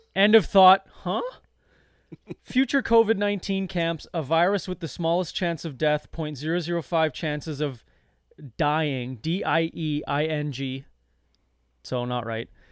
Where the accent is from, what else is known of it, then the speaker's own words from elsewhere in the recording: Canada; I'm a young man and I'm Canadian